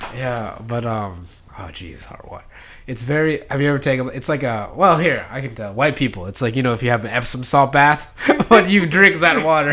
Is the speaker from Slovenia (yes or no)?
no; Philippines; now in United States; my hometown in the Philippines